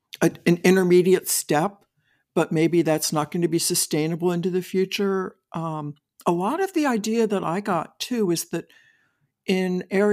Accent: Maryland, United States; I grew up on the Eastern Shore of Maryland.

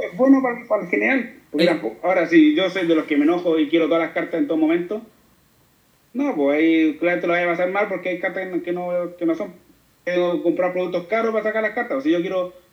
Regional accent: Chile; como chileno

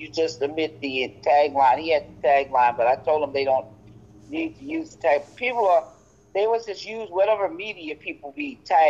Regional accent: New York, United States; now in Las Vegas, United States; I'm from New York, but I live in Vegas, and Vegas is California time.

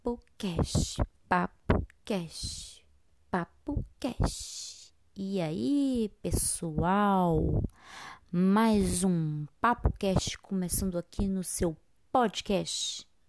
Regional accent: Brazil; somos brasileiros

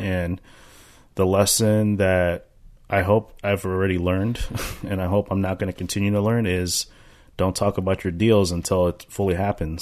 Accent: United States; I'm American. I grew up here

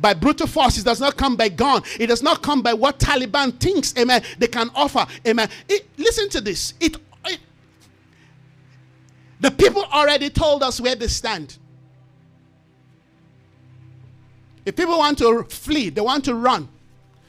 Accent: Nigeria; from where I come from as a Nigerian

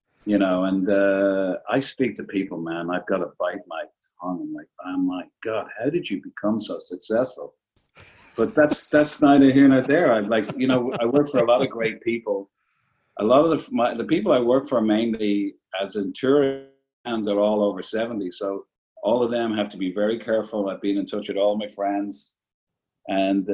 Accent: Dublin, Leinster, Ireland; moved away; I'm from Dublin in Ireland, and all my brothers are musicians in a traditional sense

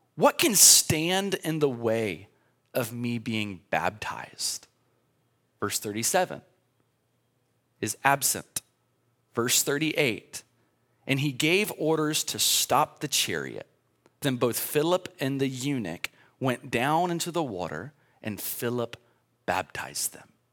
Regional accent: United States; I'm an American

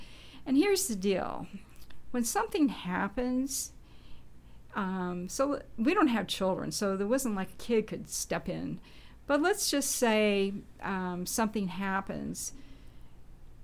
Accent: Nebraska, United States; now in Indiana, United States; And so I'm not from Indiana, so I moved from Nebraska

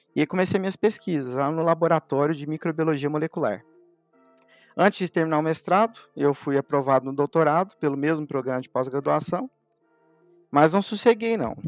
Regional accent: Elói Mendes, Minas Gerais, Brazil; moved away as an adult; also born or lived in Uberaba; eu sou mineiro, nasci numa cidadezinha lá do sul de Minas, chamada Eloy Mendes, onde a maior parte da minha família ainda vive

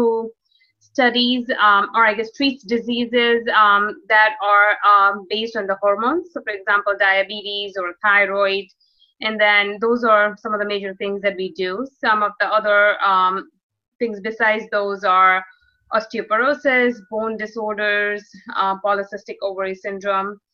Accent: New York, United States; moved away as an adult; also born or lived in New Jersey; now in North Carolina, United States; I'm from New York. I grew up in New York

